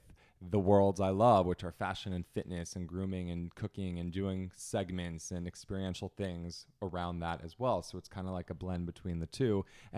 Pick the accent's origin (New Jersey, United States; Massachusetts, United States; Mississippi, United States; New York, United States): New Jersey, United States; I'm from Jersey and Italian.